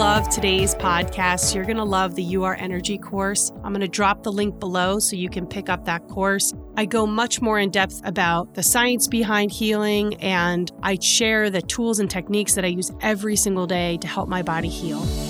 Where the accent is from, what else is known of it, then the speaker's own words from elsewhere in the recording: New Jersey, United States; I'm from New Jersey